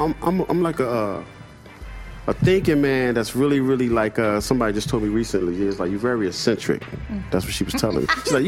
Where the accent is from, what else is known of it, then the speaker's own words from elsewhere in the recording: Philadelphia, Pennsylvania, United States; I'm from Philly, and I know every fucking musician personally or whoever.